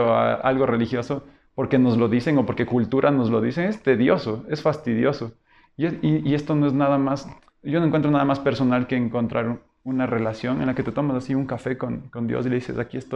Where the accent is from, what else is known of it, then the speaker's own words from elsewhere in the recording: Quito, Pichincha, Ecuador; also born or lived in Loja; Todos somos quiteños y en ese momento todos debían volver a Quito.